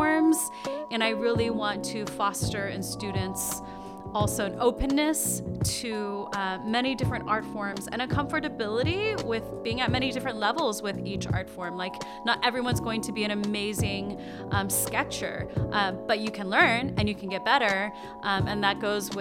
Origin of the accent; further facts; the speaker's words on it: East Coast, United States; moved away as an adult; also born or lived in Rochester, New York; I was born in Rochester, New York, and I grew up mostly on the East Coast and lived there until I was in my early 30s.